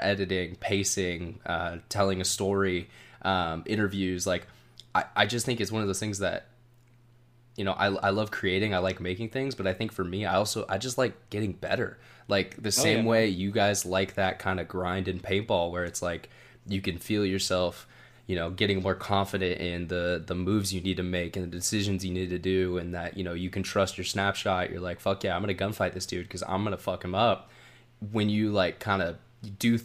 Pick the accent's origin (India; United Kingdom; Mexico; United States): United States; Sacramento, California; I grew up in the Sacramento area